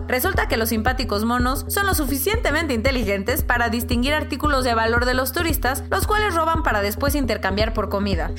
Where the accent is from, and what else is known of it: Mexico